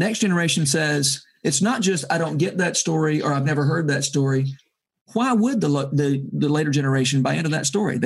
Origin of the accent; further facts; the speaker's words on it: Georgia, United States; having grown up in Georgia